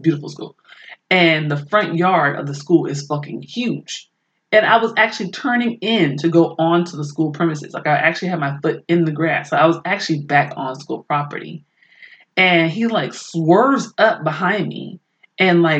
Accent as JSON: {"language": "English", "town": "Oakland", "region": "California", "country": "United States", "tie": "born or raised there", "said": "I maybe like 4 or 5 growing up in Oakland."}